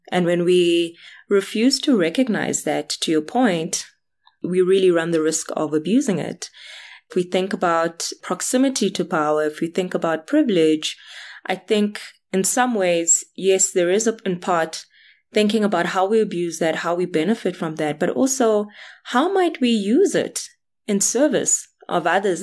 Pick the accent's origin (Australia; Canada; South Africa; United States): South Africa; I'm South African, black, female, having grown up in spaces that were, were almost invited spaces